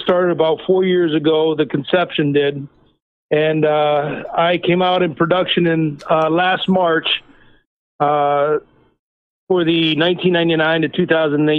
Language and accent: English; Pennsylvania, United States; I'm from Pennsylvania